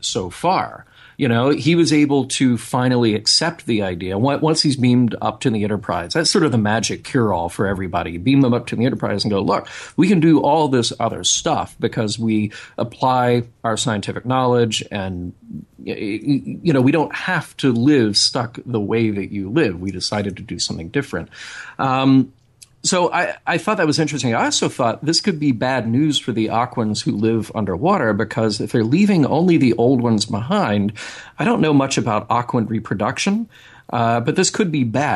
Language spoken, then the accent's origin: English; Alabama, United States; I grew up in Alabama